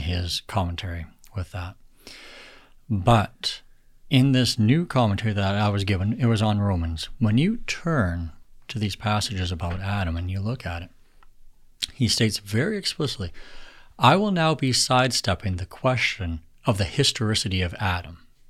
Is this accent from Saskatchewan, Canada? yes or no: no; Alberta, Canada; I was born and raised in Alberta